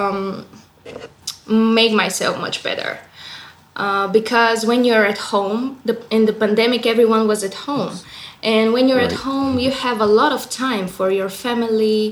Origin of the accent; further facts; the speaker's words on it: Bulgaria; I'm in Bulgaria right now. I'm from Bulgaria.